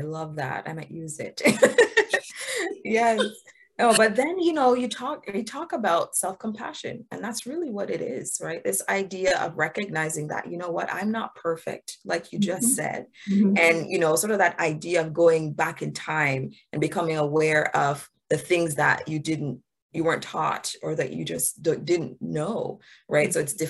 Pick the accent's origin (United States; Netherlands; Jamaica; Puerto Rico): Jamaica; So I'm from Jamaica. I was born in Jamaica.